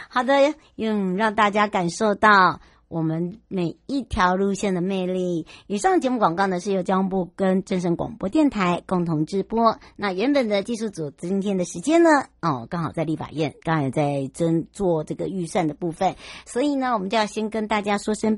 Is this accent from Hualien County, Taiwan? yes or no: yes; Yuli, Hualien County, Taiwan; 玉里，我们的家乡，两个板块的交接带